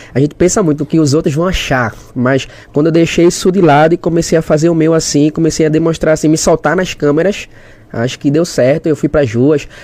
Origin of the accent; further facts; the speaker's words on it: Olinda, Pernambuco, Brazil; also born or lived in Igarassu; Sou de Recife, é, diretamente de Olinda. Olinda, pra quem é de Recife é Olinda. Nasci em Olinda